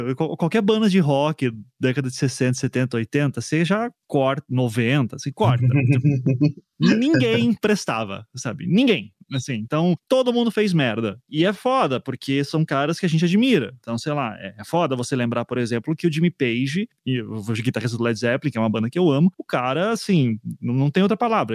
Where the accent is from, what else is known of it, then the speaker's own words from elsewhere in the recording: South Region, Brazil; also born or lived in São Paulo; da minha bolha aqui do Sul